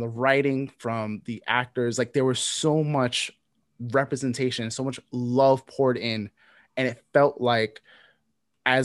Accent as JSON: {"language": "English", "town": "New York City", "region": "New York", "country": "United States", "tie": "born or raised there", "said": "growing up in New York City"}